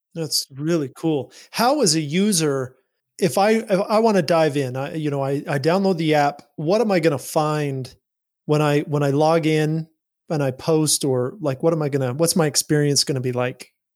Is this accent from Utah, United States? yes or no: yes; Utah, United States; I grew up in Utah. I grew up in this religious culture